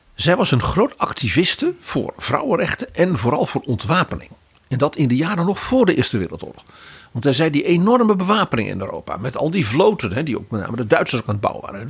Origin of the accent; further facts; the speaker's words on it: Netherlands; als Nederlander